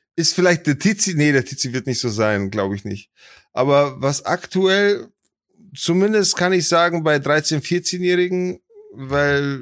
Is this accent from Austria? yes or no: no; Poland; moved away; Ich als Pole ohne deutschen Pass